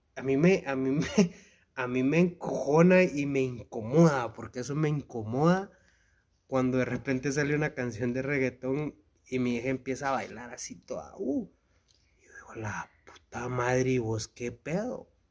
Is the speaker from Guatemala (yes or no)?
yes; Guatemala; nos define como chapines? Como cultura chapina